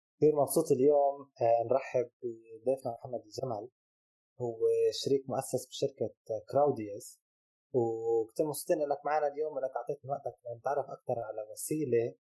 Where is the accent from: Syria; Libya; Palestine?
Palestine; عندنا بفلسطين